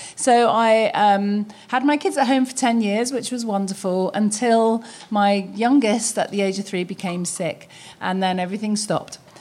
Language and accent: English; London, United Kingdom; moved away as an adult; I'm from London. I was born and raised in London